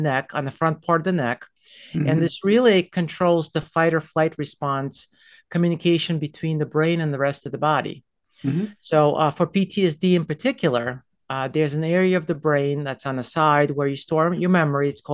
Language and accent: English; United States; moved away as an adult; also born or lived in New York; now in Las Colinas, Texas, United States; I'm an East Coaster. I lived in New Jersey and New York